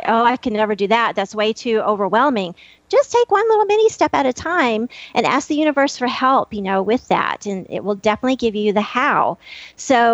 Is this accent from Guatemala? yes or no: no; Happy, Texas, United States; I'm from Happy, Texas, the town without a frown